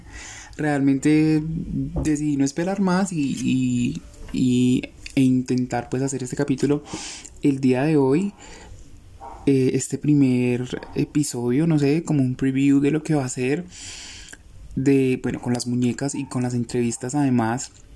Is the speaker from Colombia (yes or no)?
yes; Colombia; somos colombianos